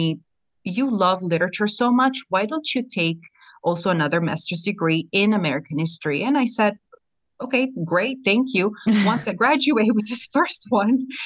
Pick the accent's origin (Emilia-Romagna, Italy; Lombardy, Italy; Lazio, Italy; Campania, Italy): Campania, Italy; Bacoli; English is a second language; moved away as an adult; also born or lived in North Dakota / Syracuse, New York; now in United States; I was born and raised in Bacoli, which is a small coastal town, very close to Naples in southern Italy.